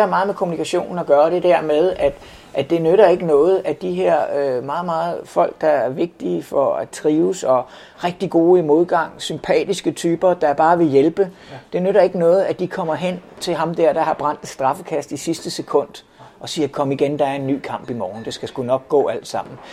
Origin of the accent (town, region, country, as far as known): Denmark